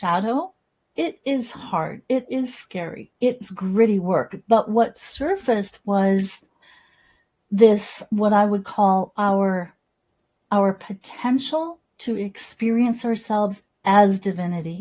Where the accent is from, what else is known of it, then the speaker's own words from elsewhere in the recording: Salmon Arm, British Columbia, Canada; So I remember growing up in Salmon Arm, BC, in the interior of British Columbia, Canada